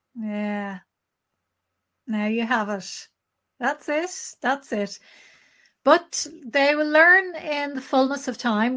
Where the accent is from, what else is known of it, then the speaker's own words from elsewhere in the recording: Ireland; as Irish people